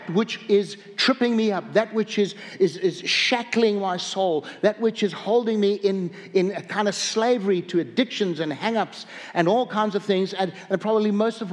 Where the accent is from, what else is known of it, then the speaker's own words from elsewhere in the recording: South Africa; moved away as an adult; also born or lived in upstate New York, United States; now in North Dakota, United States; I was raised in Africa